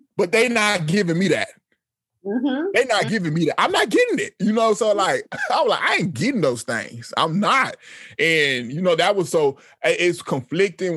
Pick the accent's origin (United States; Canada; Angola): United States; Austin, Texas; moved away as an adult; also born or lived in Panama; I'm from the United States. I'm from Austin, a, a very white city.